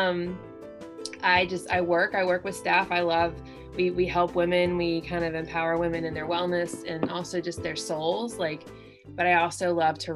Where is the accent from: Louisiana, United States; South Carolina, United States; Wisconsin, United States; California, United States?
South Carolina, United States; moved away as an adult; now in Cincinnati, United States; I'm a Southerner who's living in Ohio. I'm originally from South Carolina